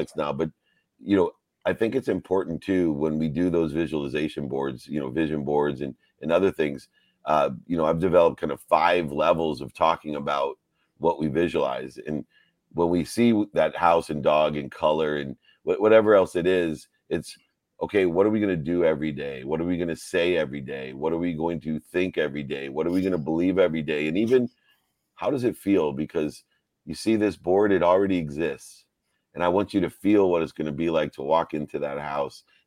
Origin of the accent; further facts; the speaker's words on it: Ohio, United States; When we come from Ohio